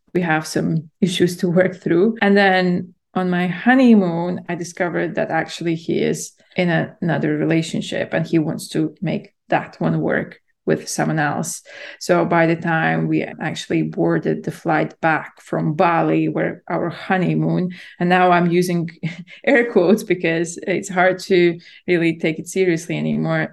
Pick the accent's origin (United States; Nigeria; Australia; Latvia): Latvia; moved away as an adult; also born or lived in London, United Kingdom; I'm born and raised in Latvia and then I moved to the UK to study in university in London when I was yeah in my early 20s